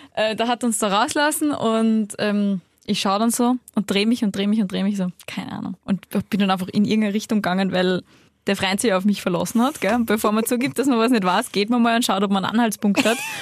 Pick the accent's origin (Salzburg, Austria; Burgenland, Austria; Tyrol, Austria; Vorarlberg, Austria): Salzburg, Austria; now in Vienna, Austria; ich komme aus Salzburg, ich wohne in Wien.